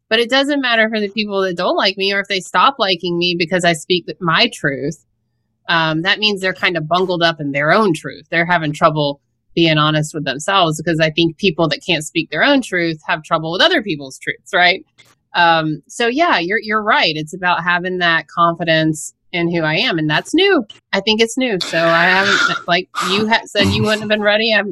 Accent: New York, United States; I'm a New Yorker, Omar. I'm a New

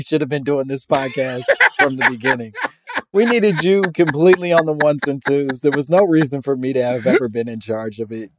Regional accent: Oklahoma, United States; also born or lived in Louisiana; So a little backstory. I'm from Oklahoma by way of Louisiana.

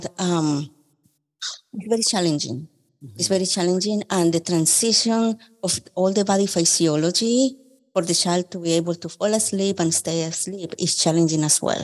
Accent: Colombia; now in Memphis, United States; I am from Colombia.

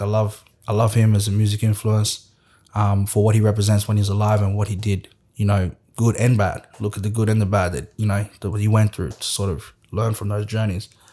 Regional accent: Australia; also born or lived in West Africa; I'm still an Australian

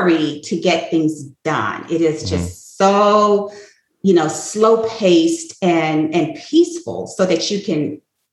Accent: Atlanta, Georgia, United States; now in Bluffton, United States; I grew up in Atlanta, Georgia

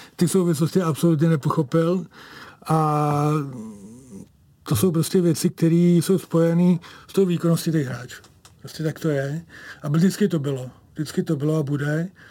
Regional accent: Kladno, Central Bohemian Region, Czechia; protože já jsem kladeňák

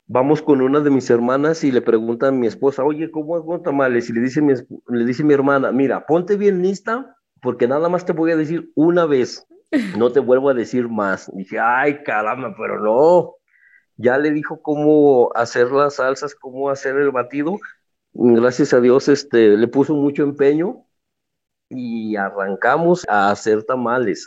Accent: Guadalupe, Zacatecas, Mexico; yo soy originario de Guadalupe, Zacatecas

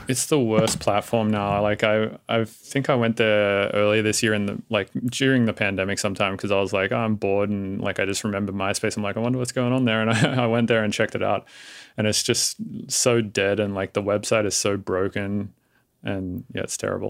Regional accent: Australia; now in San Francisco, United States; I live in San Francisco, but I am Australian

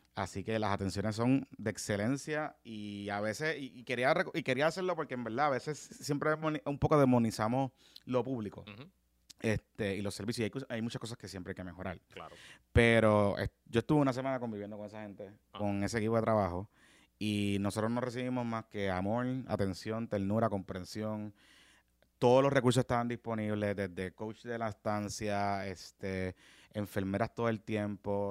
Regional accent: Carolina, Puerto Rico; aquellos que vivimos en Carolina y que crecimos en Carolina jugando baloncesto

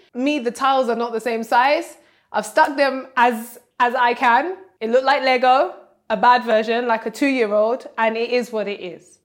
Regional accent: Nigeria; I'm Nigerian

